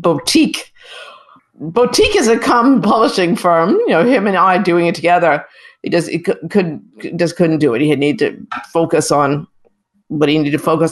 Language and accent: English; North Massapequa, New York, United States; also born or lived in South Bronx, New York; my growing up on Long Island